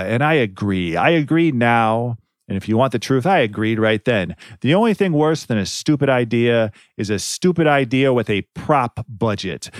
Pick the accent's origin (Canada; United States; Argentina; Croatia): United States; Ohio; moved away; I'm from Ohio. We Ohioans got to stick together